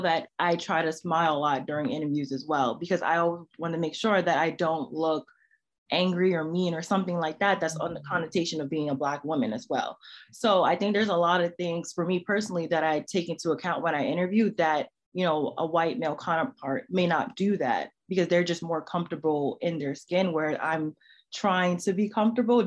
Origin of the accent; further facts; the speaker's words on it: New York City, New York, United States; I'm from New York City